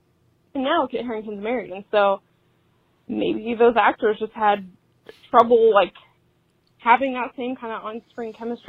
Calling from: Ohio, United States; I'm from Central Ohio as well, so it's always nice to hear a local podcast.

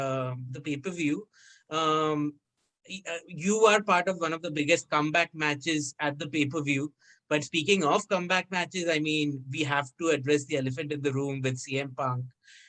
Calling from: India; So I'm calling you from India.

